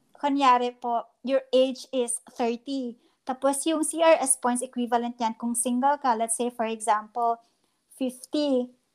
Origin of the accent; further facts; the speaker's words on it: Bohol, Central Visayas, Philippines; moved away as an adult; also born or lived in Cebu; now in Toronto, Canada; so I'm a Boholano. I was born and I started in Bohol